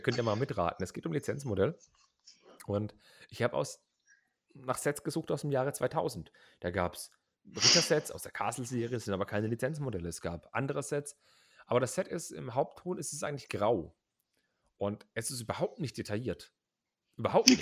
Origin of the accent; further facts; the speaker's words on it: Heilbronn, Baden-Württemberg, Germany; in Heilbronn, das ist mein Geburtsort